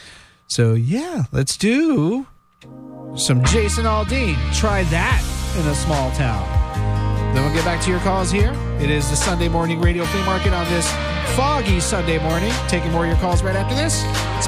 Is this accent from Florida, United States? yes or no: yes; Florida, United States; now in Vermont, United States; I am a Florida man. I mean, you know, born and raised in Florida